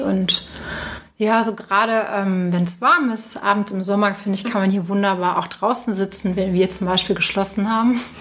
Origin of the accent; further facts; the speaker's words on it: Cologne, North Rhine-Westphalia, Germany; als Kölner